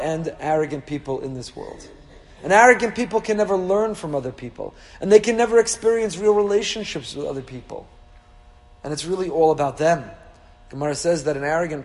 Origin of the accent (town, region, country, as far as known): Teaneck, New Jersey, United States; born or raised there